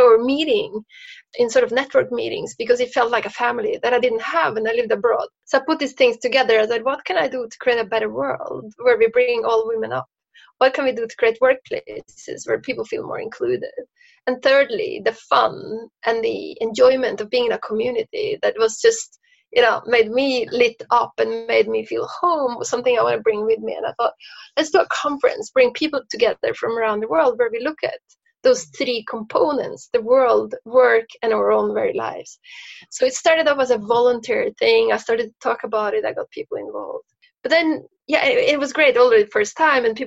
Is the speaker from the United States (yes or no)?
no; Norway; moved away; I grew up in Norway